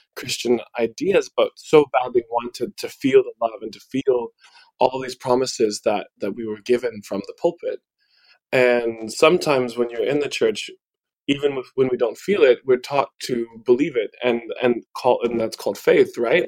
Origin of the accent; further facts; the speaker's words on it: Midwest, United States; the culture that I grew up in here in the Midwest